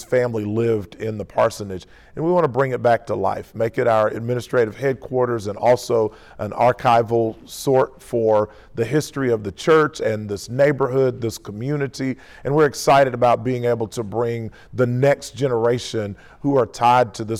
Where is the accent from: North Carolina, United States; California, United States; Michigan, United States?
Michigan, United States; Detroit; also born or lived in Spartanburg, South Carolina; now in Greenville, United States; I was born in Detroit, Michigan, and went to college at the University of South Carolina